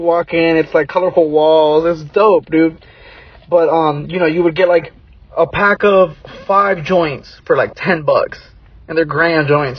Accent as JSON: {"language": "English", "town": "Hillsboro", "region": "Oregon", "country": "United States", "tie": "born or raised there", "also_born_or_lived": "Portland, Oregon", "moved": "yes", "lives_now": "Illinois, United States", "said": "Oh, I'm originally from Oregon. You know, I'm born and raised, I was born in Portland, raised in Hillsboro."}